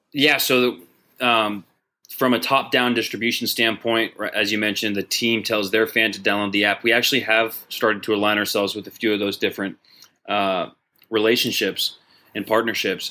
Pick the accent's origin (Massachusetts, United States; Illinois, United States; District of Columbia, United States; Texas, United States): Texas, United States; Dallas; Dallas, my hometown